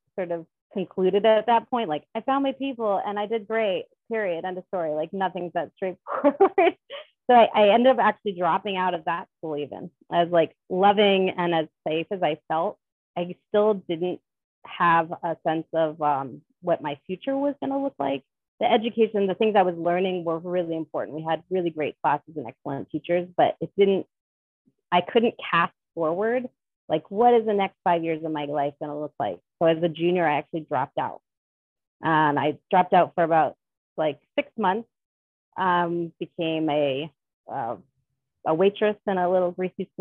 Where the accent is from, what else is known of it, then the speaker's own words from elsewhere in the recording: Rhode Island, United States; I grew up in Rhode Island